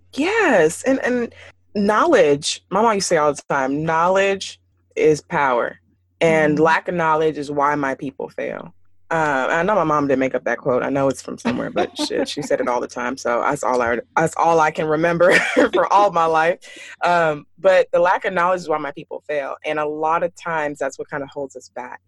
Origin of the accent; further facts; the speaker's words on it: Houston, Texas, United States; growing up in Houston, and it's a predominantly Nigerian community there, uh, where I grew up at least